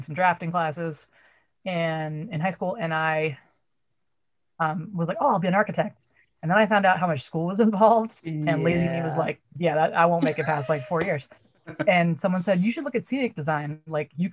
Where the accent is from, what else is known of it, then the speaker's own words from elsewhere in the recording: Brookline, Massachusetts, United States; I grew up in Boston. I grew up in Brookline